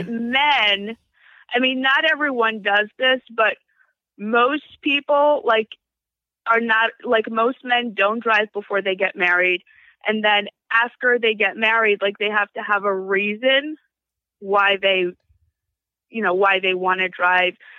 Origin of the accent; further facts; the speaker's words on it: New Square, New York, United States; I grew up in New Square.